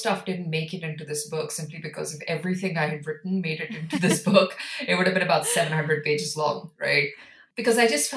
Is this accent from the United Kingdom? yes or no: no; India; I come from India